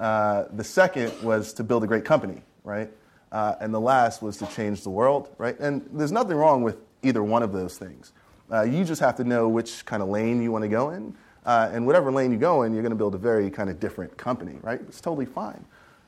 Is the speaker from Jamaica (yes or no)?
no; Queens, New York, United States; As Tina mentioned, I grew up in Queens, New York, born and raised. Pretty humble beginnings, the whole rose that grew from concrete story, right? I grew up projects, welfare family, all that stuff.